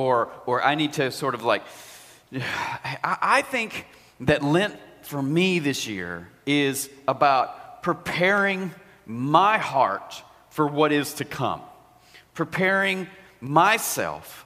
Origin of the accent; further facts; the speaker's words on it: United States; we are strong American people